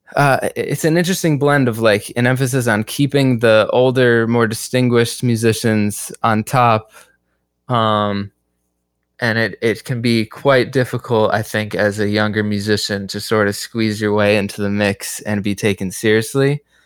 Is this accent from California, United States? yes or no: no; Hartford, Connecticut, United States; moved away as an adult; also born or lived in Brooklyn, New York; now in New York City, United States; I've been in New York for about three years, uh, and I come from Hartford, Connecticut.